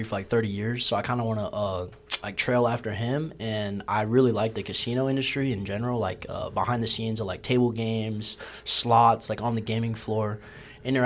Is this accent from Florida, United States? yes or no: yes; Orlando, Florida, United States; I'm actually from Orlando, Florida